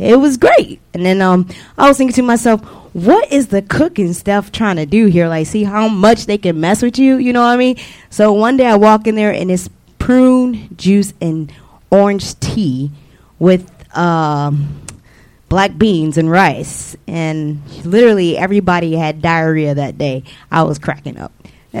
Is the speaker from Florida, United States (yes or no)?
no; Detroit, Michigan, United States; I'm from Michigan, Detroit.